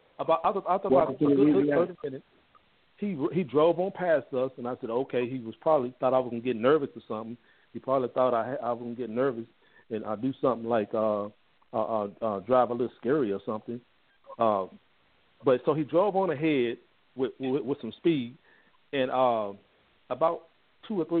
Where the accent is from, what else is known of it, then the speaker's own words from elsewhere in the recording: Mississippi, United States; now in Fort Worth, United States; I'm originally from Mississippi.